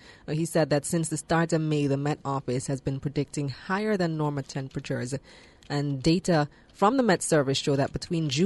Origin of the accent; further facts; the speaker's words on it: Belmopan, Cayo District, Belize; now in Kingston, Jamaica; I am from a country, well, my hometown in particular is one of the hottest parts of the country, Belmopan, which is the center of the country